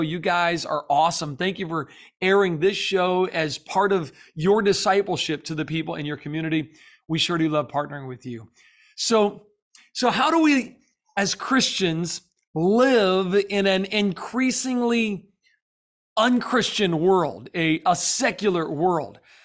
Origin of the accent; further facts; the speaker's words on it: the South, United States; now in Florida, United States; I'm from the South